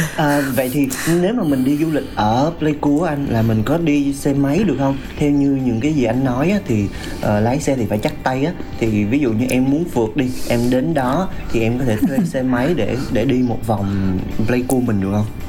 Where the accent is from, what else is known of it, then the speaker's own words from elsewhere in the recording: Vietnam; em sống ở Việt Nam cũng từ nhỏ tới lớn